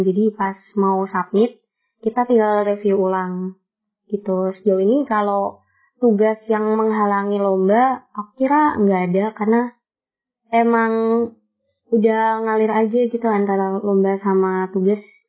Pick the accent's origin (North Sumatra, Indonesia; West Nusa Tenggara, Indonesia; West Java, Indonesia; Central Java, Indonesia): Central Java, Indonesia; Kudus; Asalku dari Kudus, kota Kretek yang terkenal akan rokoknya.